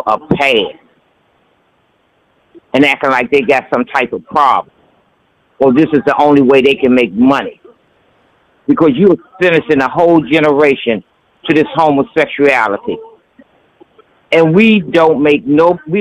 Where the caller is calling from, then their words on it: Washington, District of Columbia, United States; I'm calling from D.C.